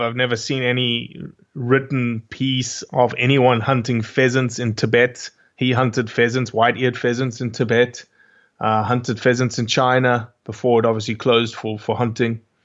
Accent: Johannesburg, Gauteng, South Africa; accent: South African; moved away as an adult; now in Bay Saint Louis, United States; Originally, obviously, I'm from Johannesburg, South Africa.

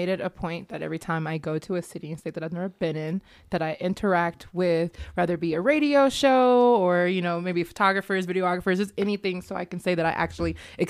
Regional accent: Las Vegas, Nevada, United States; I'm from Vegas.

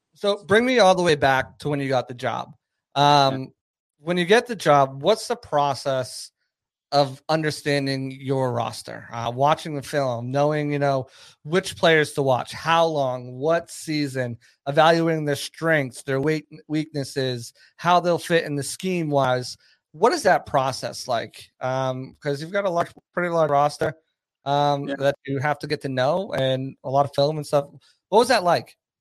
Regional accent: New Hampshire, United States; also born or lived in Boston; I'm from New Hampshire

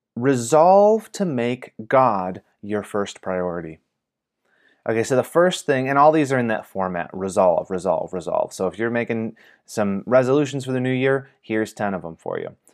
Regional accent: Michigan, United States; moved away; my home state of Michigan

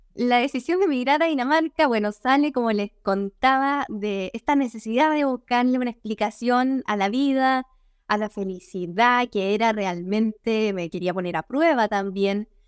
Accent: Agua Santa, Biobío, Chile; also born or lived in Concepción / Denmark; yo soy chilena, nací en el sur de Chile, no en el sur-sur, en la zona centro, un poquito más abajo. Nací en el campo eh, y ahí pasé gran parte de mi infancia

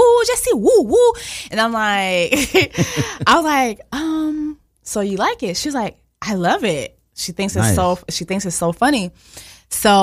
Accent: Miami, Florida, United States; English is a second language; moved away as an adult; also born or lived in Montreal, Canada; now in New York, United States; I was born in Montreal, Canada, but I was raised in Miami

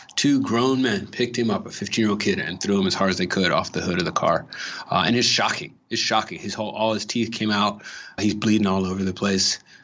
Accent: Los Angeles, California, United States; I'm from L A. I'm from Watts, which is South Central

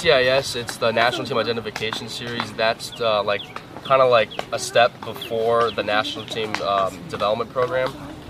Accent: Chicago, Illinois, United States; I'm a kid from Chicago

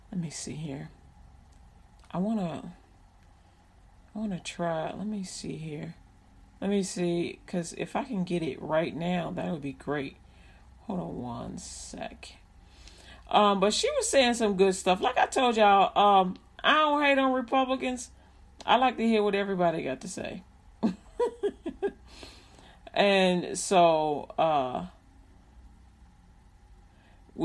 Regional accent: Chicago, Illinois, United States; I grew up in Chicago

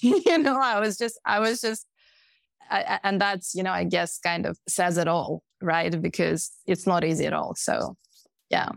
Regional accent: Moscow, Russia; moved away as an adult; also born or lived in Pennsylvania, United States; I was, I was born in Moscow

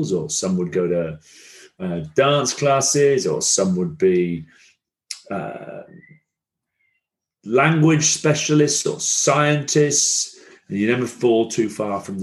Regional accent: Blackburn, North West England, United Kingdom; accent: Blackburn; also born or lived in Rome, Italy; I have a sort of Blackburn accent when I sort of go back home.

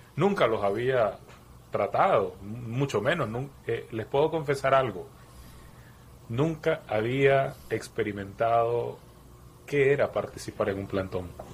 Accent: Nicaragua; siendo nicaragüense

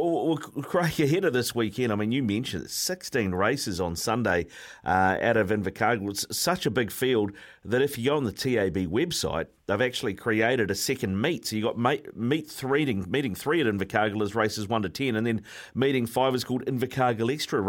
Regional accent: Queensland, Australia; I mean, I'm born and bred in Queensland, all due respect, but Southland, the weather's not exactly the same.

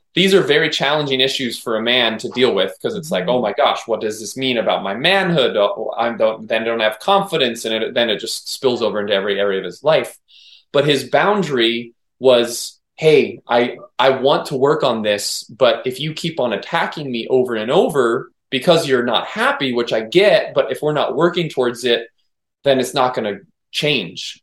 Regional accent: Maui, Hawaii, United States; I'm born and raised on Maui, so I've grown up with nature

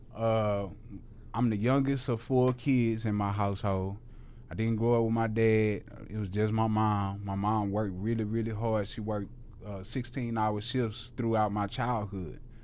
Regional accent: Houston, Texas, United States; moved away as an adult; now in Dallas, United States; I had never lived nowhere outside of Houston

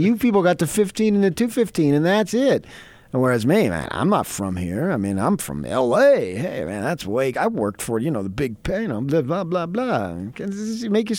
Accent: Los Angeles, California, United States; now in Utah, United States; if I'm coming from Pedro

